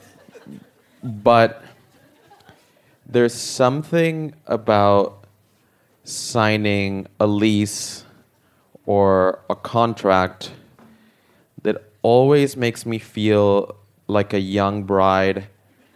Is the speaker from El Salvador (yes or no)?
yes; El Salvador; moved away; I'm originally from El Salvador